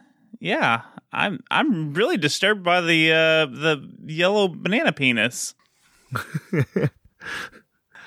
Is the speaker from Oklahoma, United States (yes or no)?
no; Texas, United States; I'm a Texan